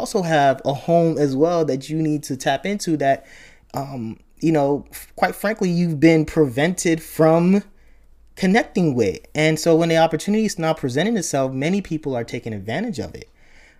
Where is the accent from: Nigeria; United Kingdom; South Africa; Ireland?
Nigeria; even though I grew up and I was born in Nigeria, my ancestors were there.